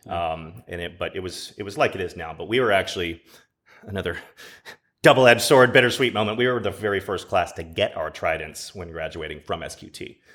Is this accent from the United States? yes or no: yes; Dallas, Texas, United States; I grew up in Dallas